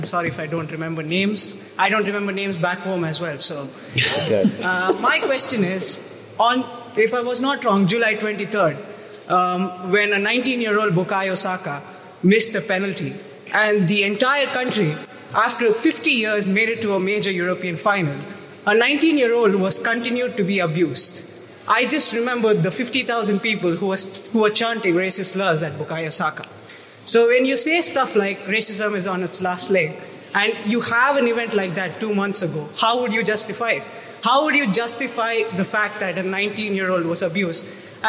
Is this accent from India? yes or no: yes; India; moved away as an adult; now in United Kingdom; I'm a student at King's College London, and I'm from India. So I just came to United Kingdom like 20 days ago.